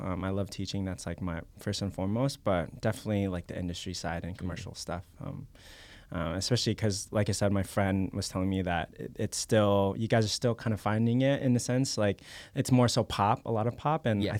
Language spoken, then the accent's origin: English; Philippines; I'm Filipino, yeah.